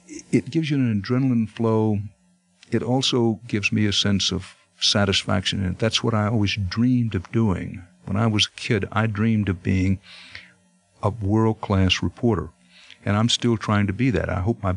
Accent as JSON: {"language": "English", "region": "Texas", "country": "United States", "tie": "born or raised there", "moved": "yes", "said": "I grew up in Texas"}